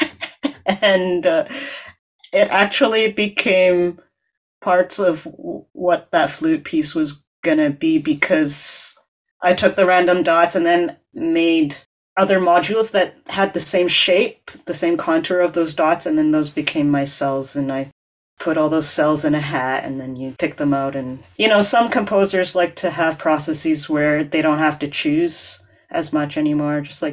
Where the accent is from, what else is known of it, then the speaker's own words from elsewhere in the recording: Edmonton, Alberta, Canada; moved away as an adult; now in Montreal, Canada; Growing up in Alberta